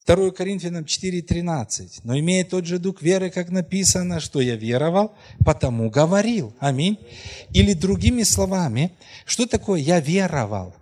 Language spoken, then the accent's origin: Russian; Krasnohorivka, Donetsk Oblast, Ukraine; moved away; о Красногоровке, вы знаете, ну это мой родной город, где мы родились